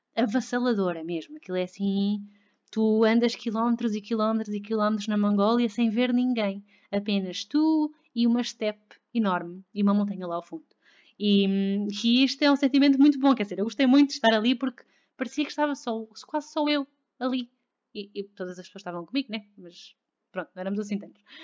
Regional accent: Lisbon, Portugal; also born or lived in Victoria, Canada; eu sou de Lisboa, eu nasci em Lisboa, e, hum, mas não vivi sempre cá houve hum, seis meses da minha vida que não vivi cá

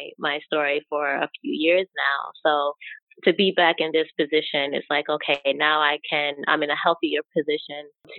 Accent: New York, United States; I am born and raised in New York

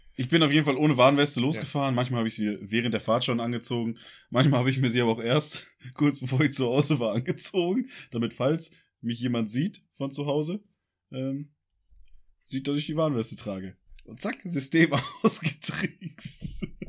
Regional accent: Ruhr area, North Rhine-Westphalia, Germany; Tor zum Münsterland, wie man ja auch äh, meine tolle Heimatstadt nennt.

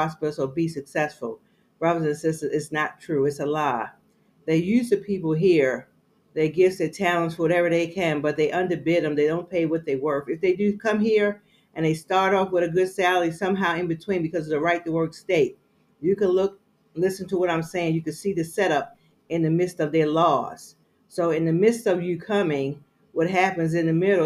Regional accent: Baltimore, Maryland, United States; now in Georgia, United States; I'm from Baltimore, Maryland

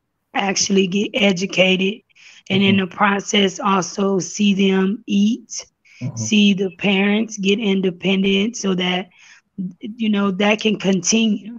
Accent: Houston, Texas, United States; accent: down south slur; moved away as an adult; also born or lived in Port-au-Prince, Haiti; now in Haiti; I grew up in Texas

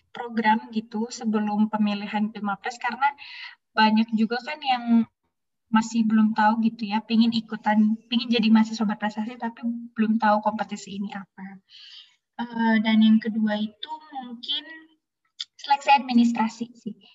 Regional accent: Bandung, West Java, Indonesia; alhamdulillahnya aku orang Bandung kan, jadi bisa dekat ke Unpad.

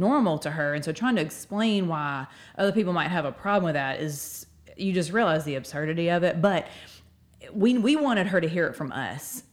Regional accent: Northport, Alabama, United States; I'm from Northport. Uh, I've lived here my whole life

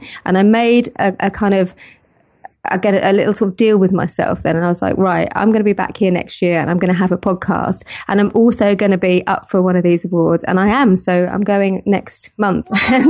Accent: South East England, United Kingdom; I grew up in Kent near London, and I didn't mind it too much.

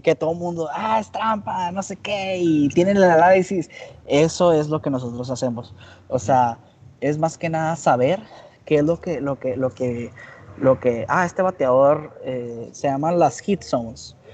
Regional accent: Hermosillo, Sonora, Mexico; Eh, de Hermosillo

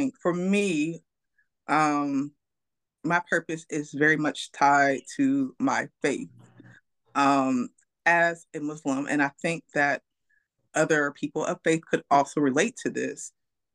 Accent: Pennsylvania, United States; now in Durham, United States; I'm born and raised in Pennsylvania. I'm local now to Durham, North Carolina

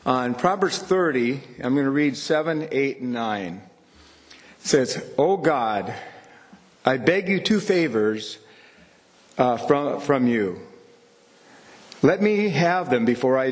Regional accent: Churchs Ferry, North Dakota, United States; I grew up in Church's Ferry, and we'd come to Candu to church

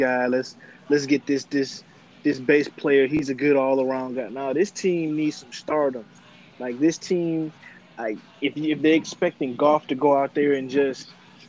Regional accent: Detroit, Michigan, United States; I'm from Detroit too.

